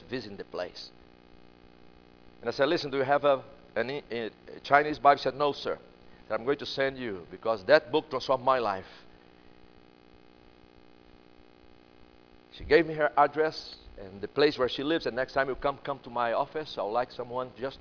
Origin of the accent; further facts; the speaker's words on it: Brazil; English is a second language; now in United States; I'm from Brazil, but I live in America right now